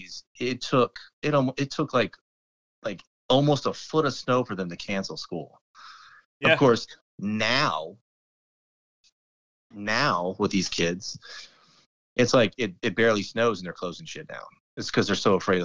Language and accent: English; Fairfax County, Virginia, United States; also born or lived in Alabama / Northern California / Bellevue, Nebraska; Jason and I both grew up in Fairfax County, Virginia, or Northern Virginia